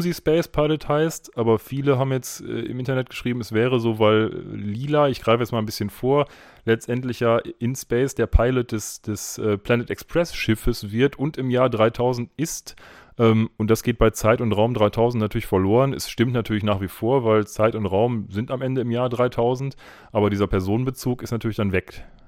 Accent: Essen, North Rhine-Westphalia, Germany; now in Bochum, Germany; wir sind auch beide in Essen geboren

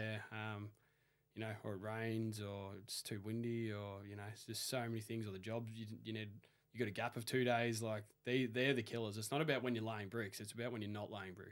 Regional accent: Melbourne, Victoria, Australia; the first builder asked where I was from, and I said Melbourne

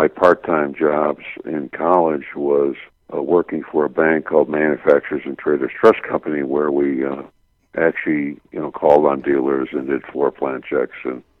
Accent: Buffalo, New York, United States; I was growing up in Buffalo, New York, and was accepted to the University of Arizona Graduate School

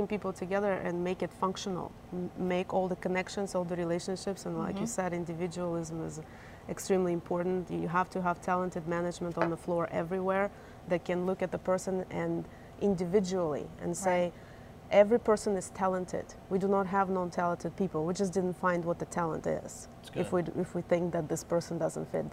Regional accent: Ukraine; now in North Carolina, United States; I'm originally from Ukraine.

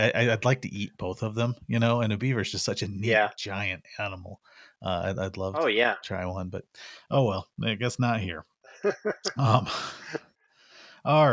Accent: Missouri Ozarks, United States; now in Arizona, United States; I grew up in the Missouri Ozarks, and raccoons were a big part of life back there

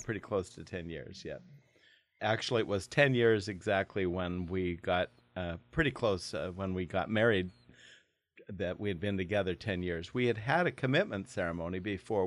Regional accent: Portland, Oregon, United States; moved away as an adult; also born or lived in Idaho; now in Longview, United States; I grew up in Portland, Oregon.

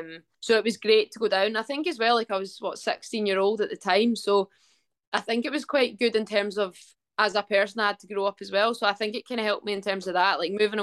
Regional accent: Dunfermline, Scotland, United Kingdom; I grew up in Dunfermline. That's where I kind of went to school and all the way through like high school and stuff like that. I stayed there.

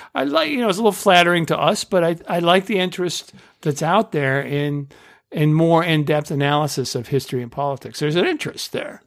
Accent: Indiana, United States; when I was growing up in Indiana

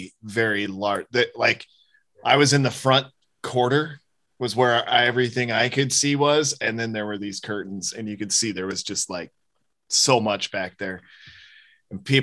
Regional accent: the Northwest, Pacific Northwest, United States; I'm a guy from the Northwest

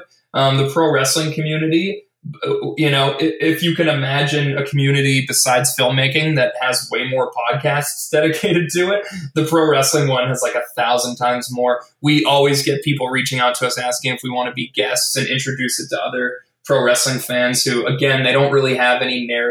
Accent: Edmonton, Alberta, Canada; now in Vancouver, Canada; my hometown of Edmonton, Alberta, obviously here in Vancouver, Canada

